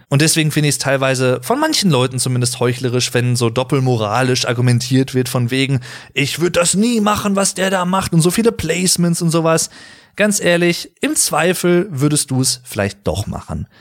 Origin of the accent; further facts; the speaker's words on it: Germany; ich persönlich als Deutscher